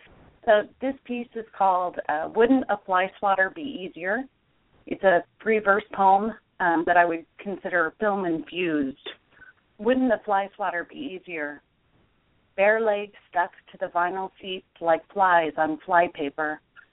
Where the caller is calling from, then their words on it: Provo, Utah, United States; So we're just now getting our first snow here in what's considered Happy Valley. It's the Provo area about 35 miles south of Salt Lake.